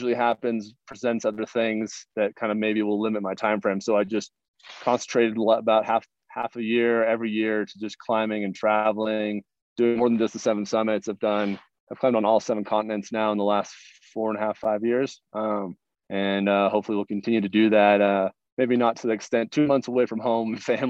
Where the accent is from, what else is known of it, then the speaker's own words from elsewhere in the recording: Pacific Northwest, United States; I grew up in the Northwest, and so Mount Rainier was always on my horizon.